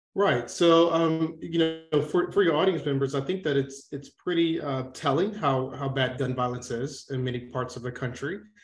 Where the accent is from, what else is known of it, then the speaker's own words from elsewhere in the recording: Atlanta, Georgia, United States; I grew up in Atlanta, Georgia